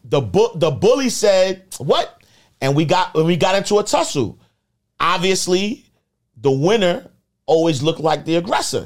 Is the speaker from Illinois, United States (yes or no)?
no; New York City, New York, United States; I'm the kid from Harlem